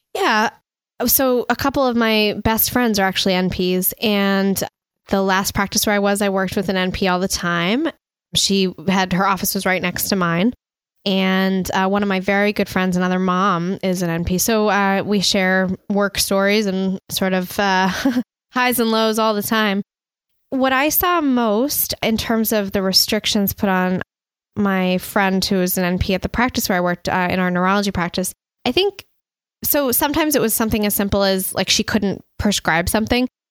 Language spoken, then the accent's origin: English; United States; also born or lived in Montreal, Canada; I'm originally from the United States.